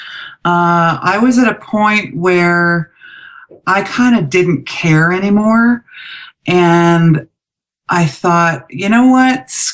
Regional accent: Vancouver, British Columbia, Canada; moved away as an adult; also born or lived in Calgary; when I moved away from home from Vancouver to Calgary

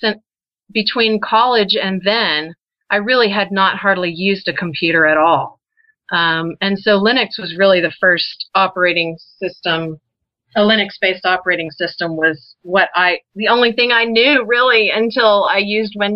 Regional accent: Texas, United States; moved away; also born or lived in Colorado; I'm from Texas originally

